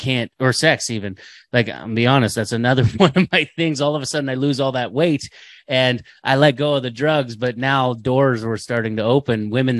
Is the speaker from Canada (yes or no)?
yes; Canada; we're Canadian, eh?